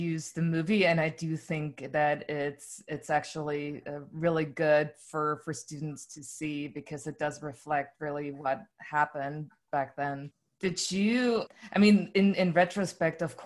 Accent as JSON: {"language": "English", "region": "Berlin", "country": "Germany", "tie": "born or raised there", "second_language": "English", "said": "I grew up in Marzahn"}